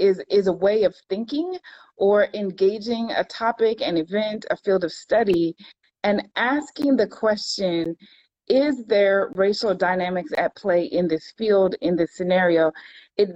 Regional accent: California, United States; also born or lived in Florida; now in Virginia, United States; I live in Virginia. I'm originally from California

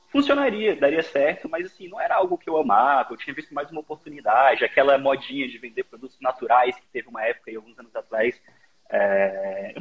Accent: Brasília, Federal District, Brazil; now in Porto, Portugal; eu sou de Brasília

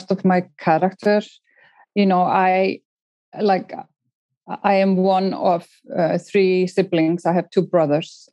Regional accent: Eastern Region, Iceland; English is a second language; moved away as an adult; also born or lived in Minnesota, United States; I'm from Iceland

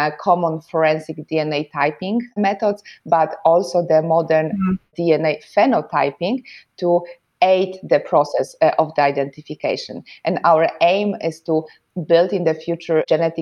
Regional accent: Poland; moved away as an adult; now in Germany; I was born and raised in Poland. I live and work in Germany

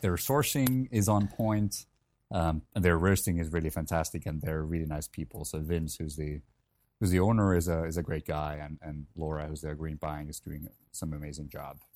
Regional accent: Helsinki, Uusimaa, Finland; moved away; I'm originally from Helsinki, Finland. Um, so grew up there

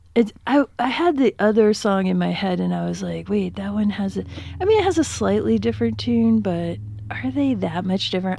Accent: Upper Peninsula of Michigan, United States; where I grew up, we had one grocery store, and it was called Red Owl

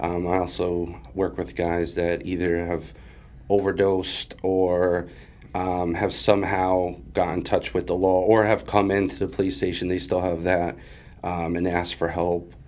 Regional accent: Springfield, Massachusetts, United States; also born or lived in Jacksonville, Florida / Agawam, Massachusetts / Chicopee, Massachusetts; I was born in Jacksonville, Florida, but we moved um, to Springfield, Mass, when I was. I think like I was like two or 3 mm-hmm. um, so I predominantly grew up in Springfield

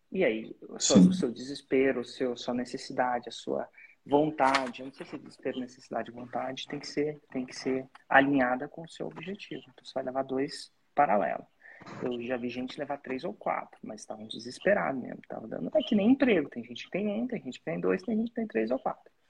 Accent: Porto Alegre, Rio Grande do Sul, Brazil; sou de Porto Alegre, Porto Alegre, Rio Grande do Sul.

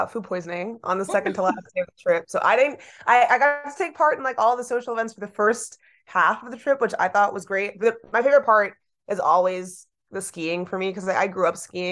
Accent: Chicago, Illinois, United States; moved away as an adult; now in Michigan, United States; I'm originally from Chicago, Illinois. Lived there my whole life, so I'm a Midwestern junkie

